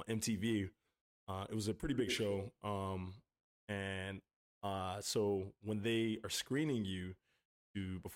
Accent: Atlanta, Georgia, United States; I'm off from Atlanta, Georgia

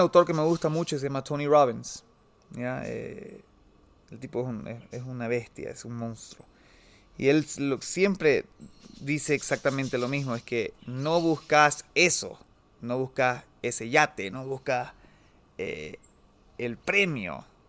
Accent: Bolivia; soy boliviano, soy boliviano

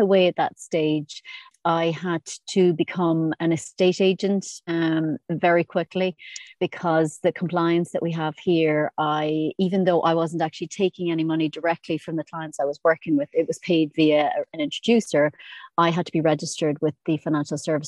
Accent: Ireland; moved away as an adult; now in Isle of Man; I'm originally from Ireland

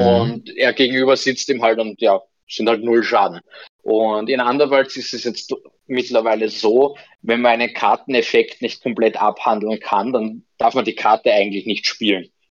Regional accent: Vienna, Austria; bei uns in Wien

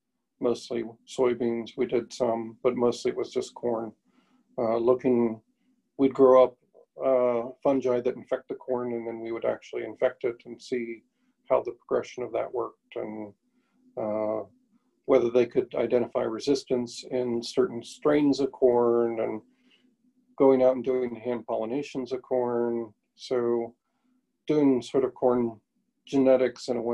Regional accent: McLean, Illinois, United States; the same church that I went to when I was growing up in McLean, Illinois

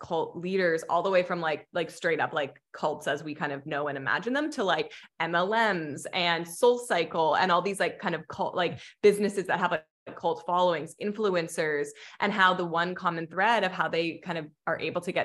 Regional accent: Hamilton, Ontario, Canada; moved away as an adult; also born or lived in Mexico; now in Los Angeles, United States; we're originally from Hamilton, Ontario, which is like about an hour outside of Toronto

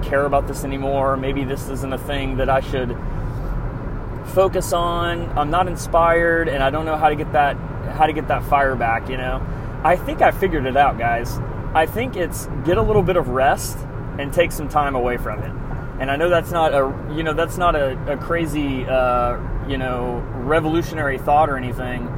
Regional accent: Nashville, Tennessee, United States; moved away; I'm from Nashville originally

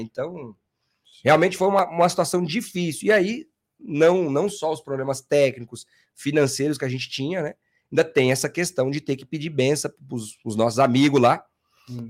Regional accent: interior of São Paulo, Brazil; moved away as an adult; now in São Paulo, Brazil; eu nasci em São Paulo, fui, me, me criei no interior de São Paulo, voltei com 18 anos, tô aqui até hoje

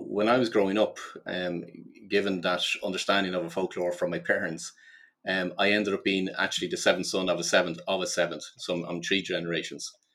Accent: Ireland; I grew up in Ireland

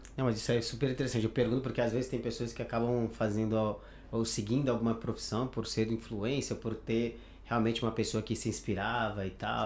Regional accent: Pará, Brazil; moved away as an adult; also born or lived in São Paulo; now in Spain; eu sou natural do Pará, então eu faço questão de falar que sou de lá

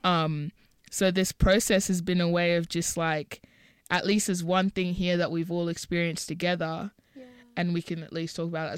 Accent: Botswana; I was born in Botswana, and neither of my parents are from Botswana

